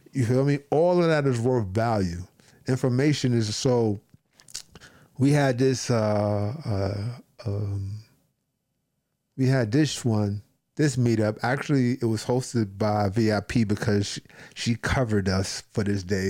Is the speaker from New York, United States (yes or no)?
yes; New York City, New York, United States; me being from New York City